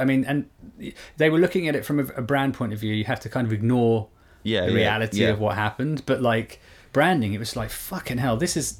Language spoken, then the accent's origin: English; South Africa; I don't care. I'm South African.